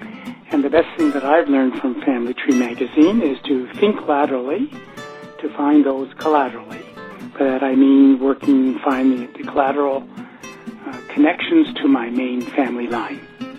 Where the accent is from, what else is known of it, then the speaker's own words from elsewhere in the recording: Hamilton, Ontario, Canada; My hometown is Hamilton, near Toronto.